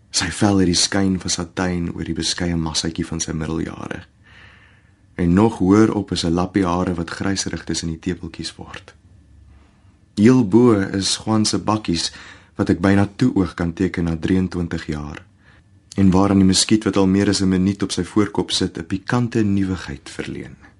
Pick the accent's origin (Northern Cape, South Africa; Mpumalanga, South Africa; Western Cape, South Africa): Mpumalanga, South Africa; Nelspruit; Ek is al die pad van Nelspruit in Mpumalanga